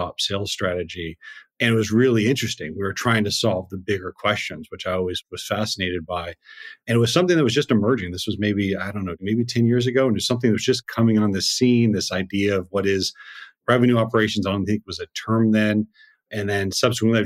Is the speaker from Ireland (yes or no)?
no; Seattle, Washington, United States; I grew up in Seattle